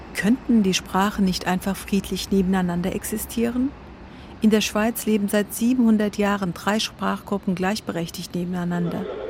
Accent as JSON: {"language": "German", "country": "Germany", "tie": "born or raised there", "also_born_or_lived": "Dersim (family origin, Kurdish)", "first_language": "Zazaki (Kirmanckî)", "second_language": "German", "said": "Auch in Deutschland"}